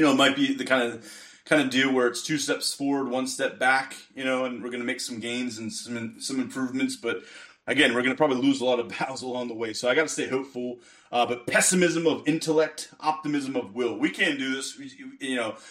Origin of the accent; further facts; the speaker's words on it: Western Pennsylvania, United States; I'm from the Western Pennsylvania area